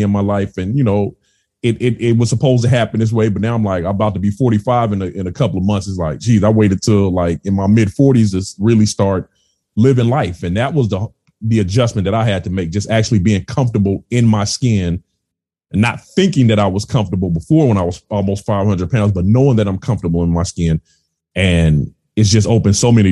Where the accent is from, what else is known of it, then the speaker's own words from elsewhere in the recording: California, United States; moved away; I'm originally from California.